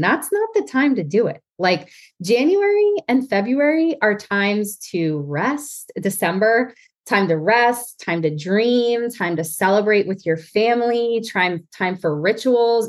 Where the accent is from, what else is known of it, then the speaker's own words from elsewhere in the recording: New Jersey, United States; now in Pennsylvania, United States; growing up in North Jersey